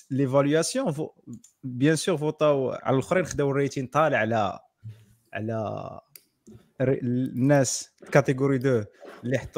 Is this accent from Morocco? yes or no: yes; Morocco; الا عشتي في الا قريتي في المغرب راه سرفايفل